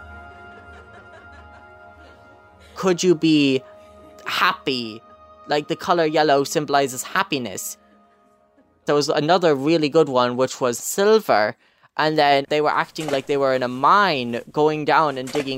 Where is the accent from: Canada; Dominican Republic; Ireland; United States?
Ireland; County Clare, Munster; I'm 17. I'm from County Clare